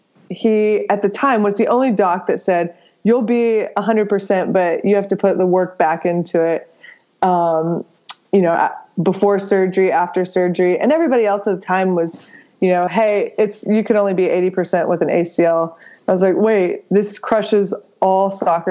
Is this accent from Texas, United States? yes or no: yes; New Braunfels, Texas, United States; also born or lived in Atlanta; born and raised in Texas, spent a little time in Atlanta, which I barely remember, then moved back to Texas